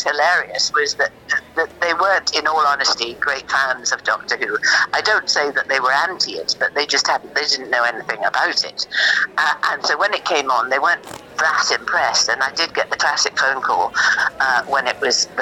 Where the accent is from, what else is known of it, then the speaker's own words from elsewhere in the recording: North East England, United Kingdom; accent: Geordie; I was brought up in the northeast of England